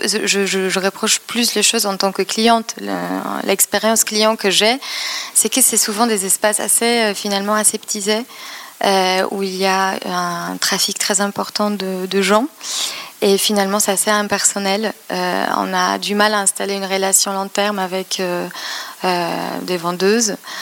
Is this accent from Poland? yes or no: yes; Poznań, Greater Poland, Poland; French is a second language; moved away as an adult; also born or lived in London / Madrid; now in Paris, France; j'ai grandi en Pologne